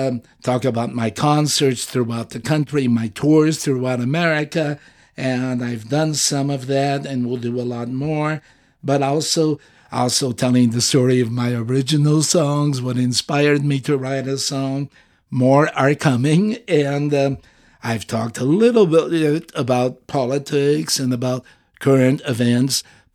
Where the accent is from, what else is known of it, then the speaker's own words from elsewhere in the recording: Azores, Portugal; English is a second language; leave my native country out of this. So Portugal doesn't count. and the Azores, the group of islands I'm from Portugal, but the Azores.